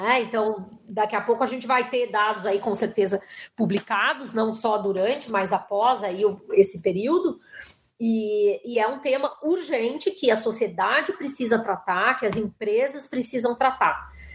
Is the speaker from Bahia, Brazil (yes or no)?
no; Porto Alegre, Rio Grande do Sul, Brazil; moved away as an adult; now in São Paulo, Brazil; eu sou de Porto Alegre e moro em São Paulo já há 20 e poucos anos